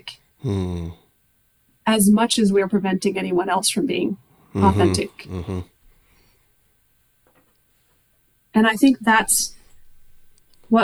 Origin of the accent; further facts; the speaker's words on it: United States; also born or lived in Mexico; in the United States, in my home country